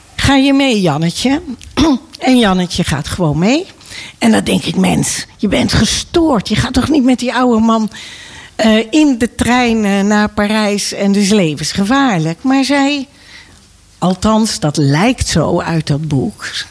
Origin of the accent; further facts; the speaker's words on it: Nijkerk, Gelderland, Netherlands; ik ben opgegroeid in Nijkerk